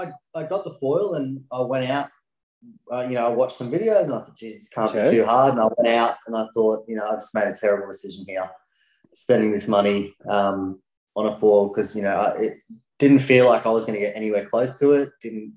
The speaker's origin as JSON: {"language": "English", "town": "Brisbane", "region": "Queensland", "country": "Australia", "said": "I came from Brisbane, which is about an hour and a half away from either Gold Coast or Sunshine Coast, if people are looking on the map."}